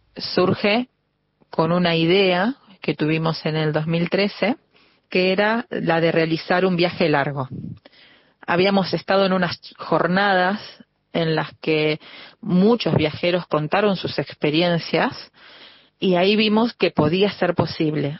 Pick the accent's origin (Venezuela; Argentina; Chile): Argentina; para nosotros es un orgullo ser argentinos